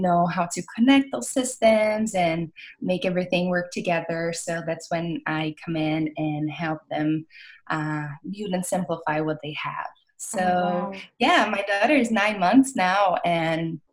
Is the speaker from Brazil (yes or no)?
yes; Brazil; English is a second language; moved away as an adult; now in California, United States; I'm from Brazil. I came to California.